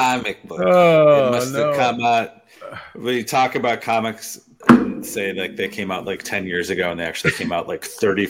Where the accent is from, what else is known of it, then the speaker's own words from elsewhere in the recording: Wisconsin, United States; growing up in Wisconsin